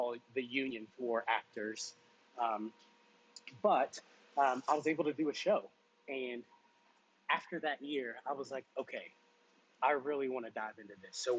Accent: Louisville, Kentucky, United States; Louisville, Kentucky, my hometown

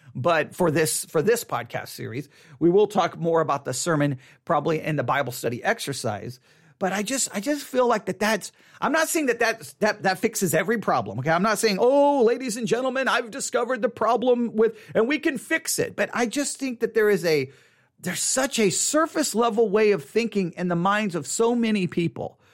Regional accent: Buffalo Gap, Texas, United States; I grew up in Buffalo Gap, Texas. Grew up in Buffalo Gap, Texas.

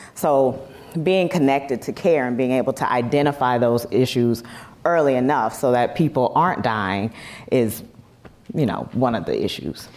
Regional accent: South Carolina, United States; now in Los Angeles, United States; my hometown in South Carolina versus where I live now in Los Angeles

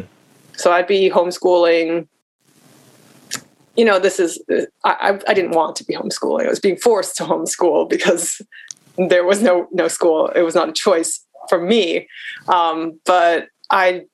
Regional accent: United States; as an American biracial woman

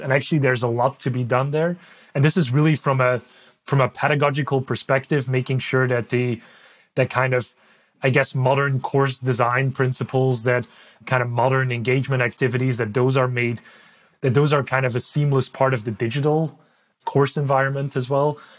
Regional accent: Belgium; first language Dutch; English is a second language; moved away; I'm from Belgium originally. So uh, Dutch is my is my native language

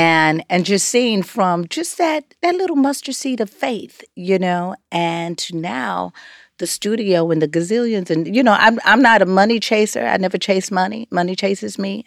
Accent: Los Angeles, California, United States; growing up in South Central L

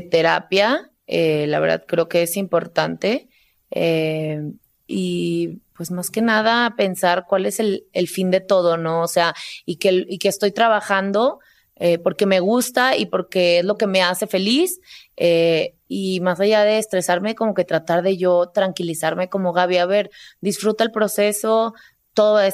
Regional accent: San Luis Potosí, Mexico; moved away; Porque no te platiqué, pero yo me salí de San Luis Potosí y la primera ciudad a la que fui fue a Monterrey.

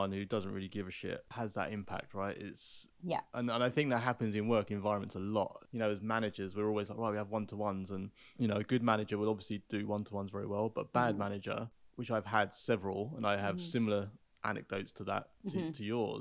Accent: Hertfordshire, East of England, United Kingdom

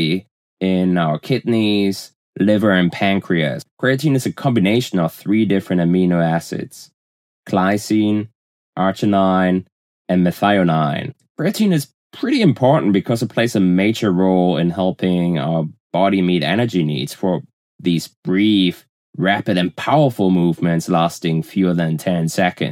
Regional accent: Germany; accent: German; English is a second language; moved away; As you can probably tell from my accent, I'm originally from Germany

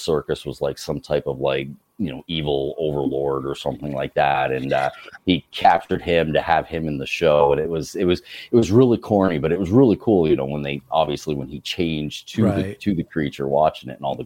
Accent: United States; growing up on Lake Champlain

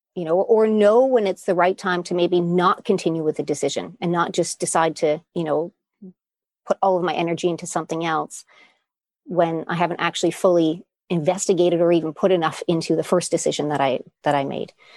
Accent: Canada; moved away as an adult; now in Netherlands; I'm originally from Canada, and I'm living in the Netherlands

